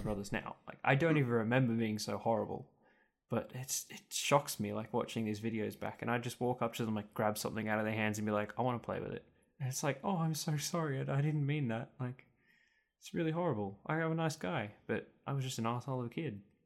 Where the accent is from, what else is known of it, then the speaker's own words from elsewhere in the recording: Muswellbrook, New South Wales, Australia; for about the first three years of my life, I lived in Musselbrook, and then we moved out of town. So I was, like, living outside of Mossebrook, so fifteen minutes from Mossebrook.